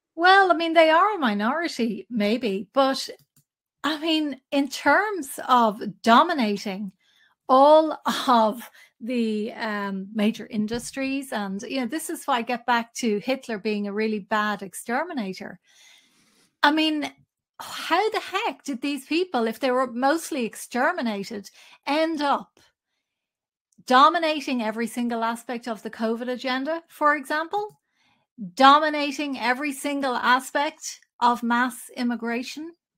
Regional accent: Ireland; I grew up in Catholic Ireland

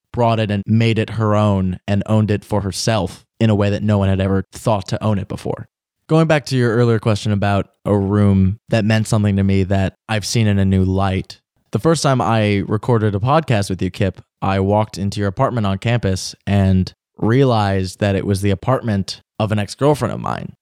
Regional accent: Washington, District of Columbia, United States; my hometown. I'm from D C

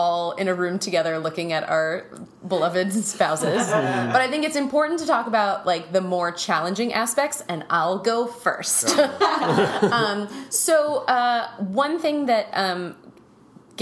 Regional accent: Minnesota, United States; we grew up in Minnesota in the 80s and 90s

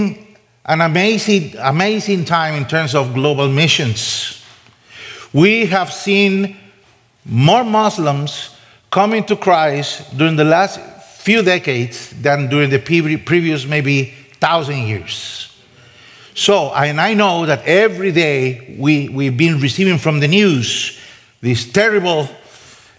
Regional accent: San José, Costa Rica; first language Spanish; English is a second language; also born or lived in Boise, Idaho / Germany; now in Middle East; I'm Costa Rican by birth, so Spanish is my first language

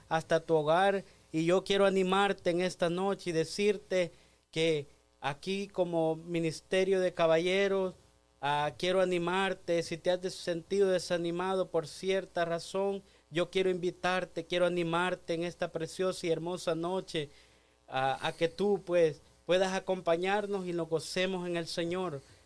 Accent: El Salvador; yo soy del Salvador

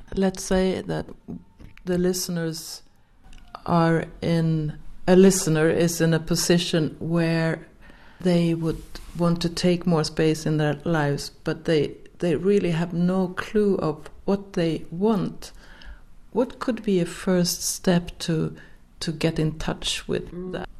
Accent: Sweden; first language Swedish; English is a second language; in Swedish since it's my mother tongue

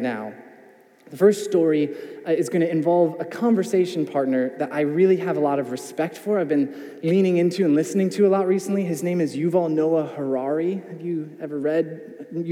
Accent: United States; as an American

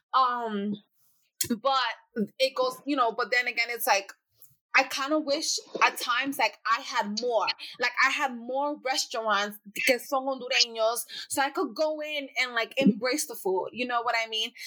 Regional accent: New York City, New York, United States; I grew up in the Bronx

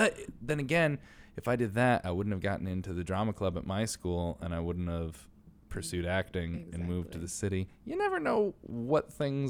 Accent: New York City, New York, United States; So like as a New Yorker, I don't go to nearly as many plays as I should

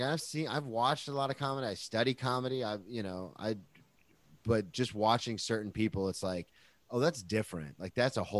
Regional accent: Jacksonville, Florida, United States; I'm some nobody from Jacksonville, but I study comedy.

